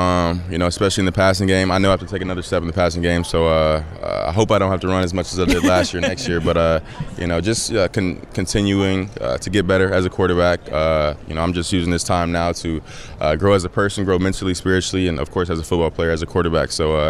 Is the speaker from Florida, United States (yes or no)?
no; Atlanta, Georgia, United States; So I'm from Atlanta, so my dad has season tickets